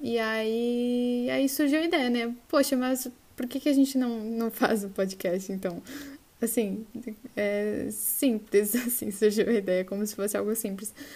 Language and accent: Portuguese; Osório, Rio Grande do Sul, Brazil; accent: gaúcho; moved away as an adult; also born or lived in Porto Alegre / Rio de Janeiro; Eu sou, se não dá para notar pelo meu sotaque, eu sou gaúcha do interior, barra litoral norte do Rio Grande do Sul. É, eu sou de uma cidade bem pequena comparando com o tamanho do Rio de Janeiro. Chama Osório, é uma cidade de 47 mil habitantes. Eu cresci e morei aqui até os meus, até os meus 17 anos